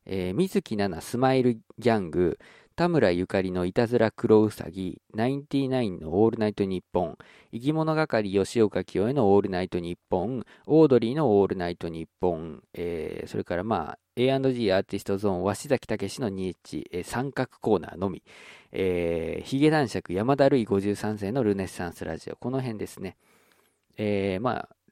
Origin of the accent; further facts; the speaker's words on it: Okayama, Japan; 僕の地元の岡山だったらきびだんごとかだと思うんですけれども